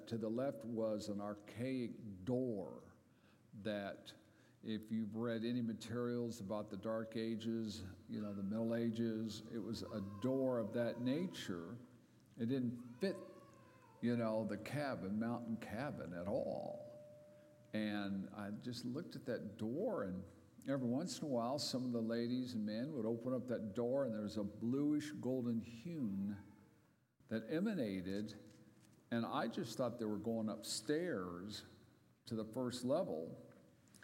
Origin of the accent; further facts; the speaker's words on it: Southern California, United States; over 52 years in my hometown in Southern California in a mountain resort community